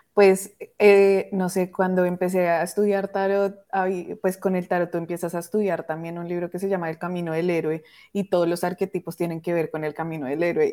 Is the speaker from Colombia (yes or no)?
yes; Colombia; now in Toronto, Canada; yo vivo en Toronto, mi mamá pues vive en Colombia, entonces fue ir otra vez al lugar, a tu hogar donde naciste